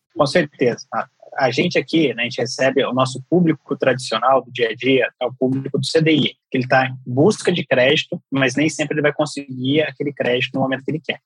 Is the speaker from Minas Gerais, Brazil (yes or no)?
yes; São Gonçalo do Sapucaí, Minas Gerais, Brazil; eu sou criado no interior de Minas, em São Gonçalo de Sapucaí, sou, sou de lá, sou mineiro